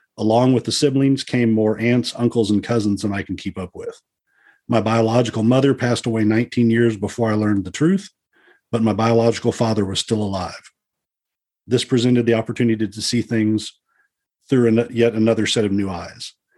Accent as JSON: {"language": "English", "town": "Dallas", "region": "Texas", "country": "United States", "tie": "born or raised there", "said": "I was born in 1970 in Dallas, Texas"}